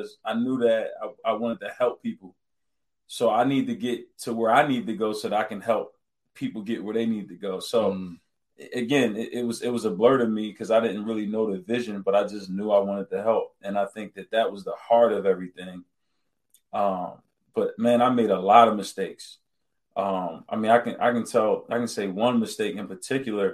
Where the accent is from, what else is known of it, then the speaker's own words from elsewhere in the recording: Pleasantville, New Jersey, United States; I'm from Pleasantville, New Jersey.